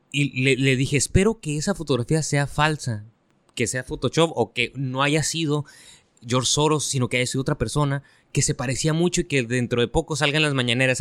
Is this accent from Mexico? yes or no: yes; Mexico